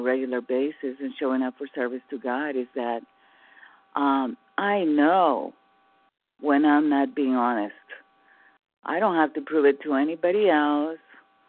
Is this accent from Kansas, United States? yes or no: no; California, United States; from California.